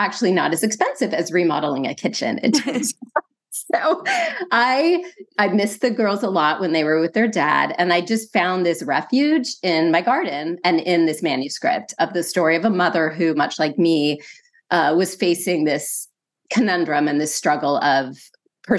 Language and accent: English; San Francisco, California, United States; moved away as an adult; I'm originally from California. That's the whole Bay Area, the love of the Bay Area. I was born in San Francisco.